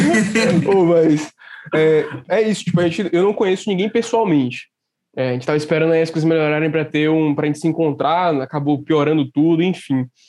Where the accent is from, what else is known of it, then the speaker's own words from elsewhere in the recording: Salvador, Bahia, Brazil; Eu sou de Salvador